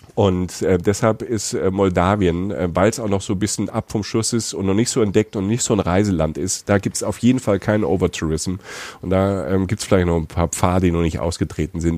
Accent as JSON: {"language": "German", "country": "Germany", "said": "wo ich herkomme. Also Deutschland"}